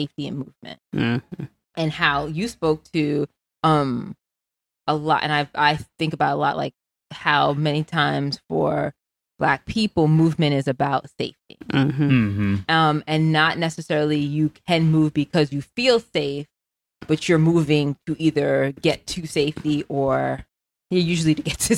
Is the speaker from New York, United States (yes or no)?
yes; New York City, New York, United States; moved away as an adult; And so I grew up in the Bronx, New York